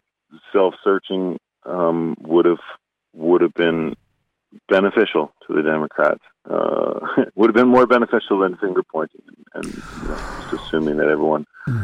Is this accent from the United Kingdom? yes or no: no; Canada; Canadian culture is different. Our politics tends to be more polite.